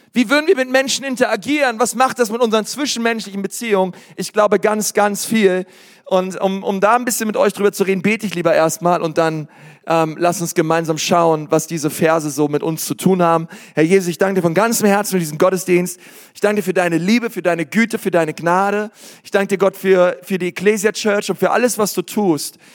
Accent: Bavaria, Germany; hier bei uns in Bayern

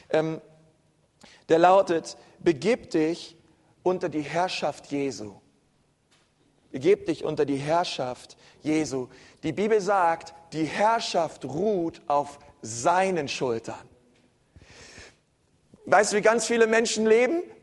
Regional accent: Berlin, Germany; ich bin Berliner, ne? bei uns ähm

